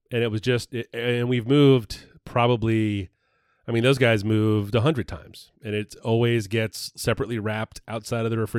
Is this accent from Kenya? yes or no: no; Rhode Island, United States; born there; also born or lived in North Kingstown, United States; I was born in Rhode Island.